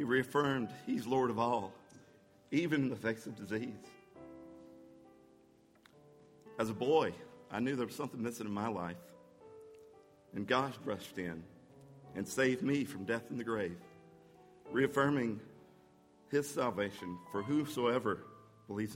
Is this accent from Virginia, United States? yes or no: no; Anniston, Alabama, United States; moved away as an adult; now in Georgia, United States; I grew up in Alabama, over in Anniston